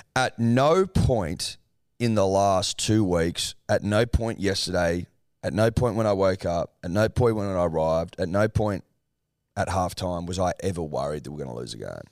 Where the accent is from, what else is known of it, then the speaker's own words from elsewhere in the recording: New South Wales, Australia; we're from New South Wales